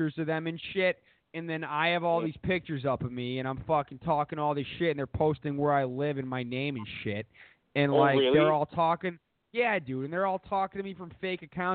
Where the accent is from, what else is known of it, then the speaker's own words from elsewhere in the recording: Needham, Massachusetts, United States; I'm from Needham